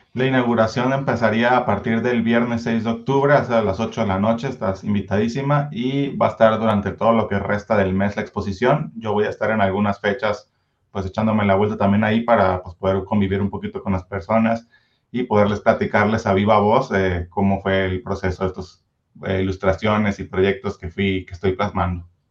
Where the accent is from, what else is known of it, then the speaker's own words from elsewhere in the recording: Culiacán, Sinaloa, Mexico; now in Zapopan, Mexico; yo soy originario de Culiacán, Sinaloa, pero ya tengo aquí mis 13 años viviendo en Zapopan